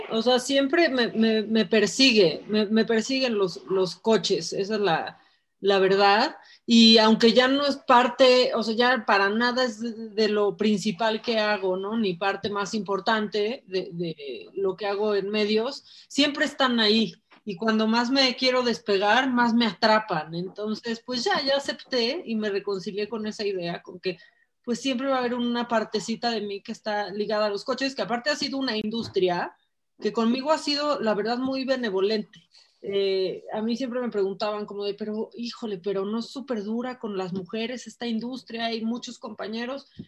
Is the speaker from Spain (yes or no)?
no; Tijuana, Baja California, Mexico; born there; Nací en Tijuana, me encanta, me encanta haber nací en Tijuana porque la verdad es que mi familia no es de Tijuana.